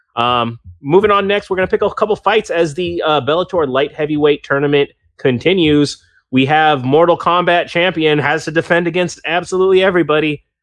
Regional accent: United States; I'm from America and I've only ever been from America.

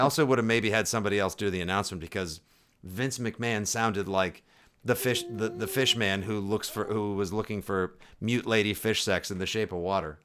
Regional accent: Boston, Massachusetts, United States; I'm from Boston

